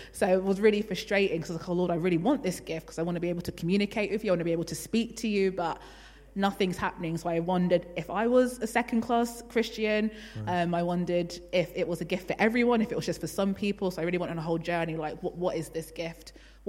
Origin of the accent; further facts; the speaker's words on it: London, United Kingdom; I was brought up in Elam Churches in London, but I didn't really have any interest in God.